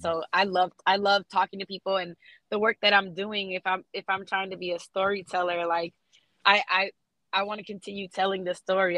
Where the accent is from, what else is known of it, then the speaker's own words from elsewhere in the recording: South Florida, United States; now in Atlanta, United States; I grew up in South Florida, being raised around like Haitians